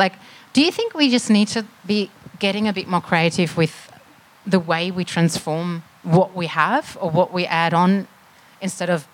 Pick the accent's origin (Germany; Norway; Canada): Germany; now in Melbourne, Australia; I'm from Germany originally